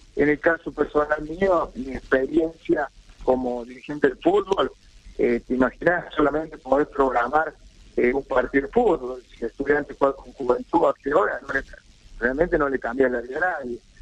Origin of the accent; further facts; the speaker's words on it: San Luis, Argentina; yo vengo de la provincia de San Luis